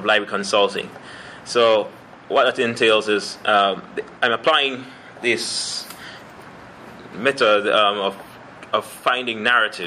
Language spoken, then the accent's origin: English; Kingston, Jamaica; moved away as an adult; now in London, Canada; I'm from the Kingston, Jamaica, where I did my master's degree in library and information studies.